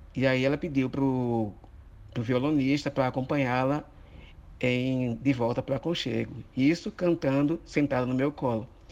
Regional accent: Mituaçu, Paraíba, Brazil; Eu gosto muito de coco, porque eu sou do Mituaçu

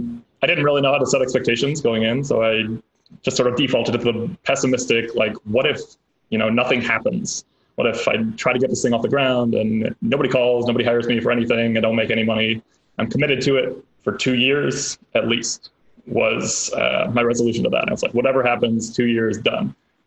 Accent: Chicago, Illinois, United States; born there; now in California, United States; I was born in Chicago, went to undergrad back at the University of Chicago, then the South Side, lived in Chicago for a couple of years, worked on a political campaign, moved out to DC

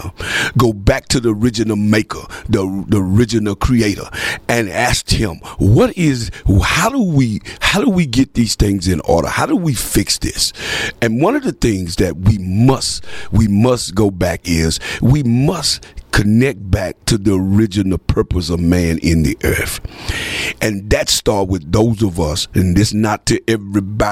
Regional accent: United States; also born or lived in Texarkana; as an American

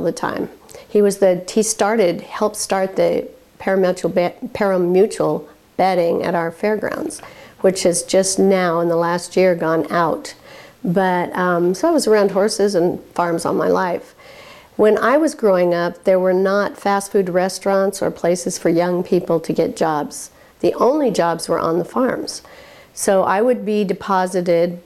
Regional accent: Walla Walla, Washington, United States; moved away as an adult; I grew up in Walla Walla and left as soon as I graduated.

